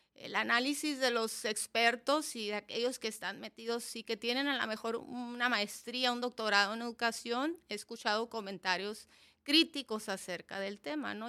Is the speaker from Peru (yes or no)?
no; Mexicali, Baja California, Mexico; moved away as an adult; Soy de aquí de Mexicali, Cachanilla de nacimiento